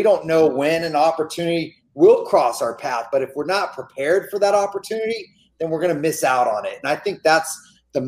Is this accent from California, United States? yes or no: yes; Gilroy, California, United States; my hometown of Gilroy